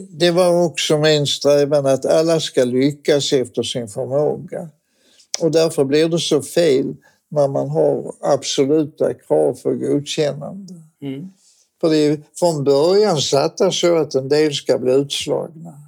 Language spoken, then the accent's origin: Swedish; Malmö, Skåne, Sweden; jag är född och uppvuxen i Malmö